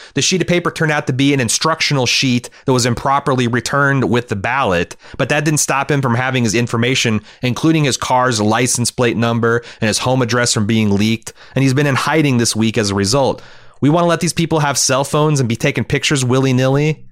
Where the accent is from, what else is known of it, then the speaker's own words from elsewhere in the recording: Cincinnati, Ohio, United States; In Cincinnati, my hometown